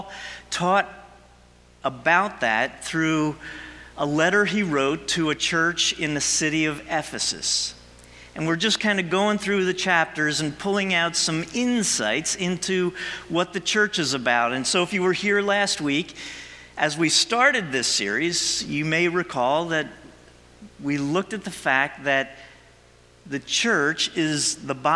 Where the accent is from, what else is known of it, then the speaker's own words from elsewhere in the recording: New Jersey, United States; I'm a Jersey guy. I was born and raised in Jersey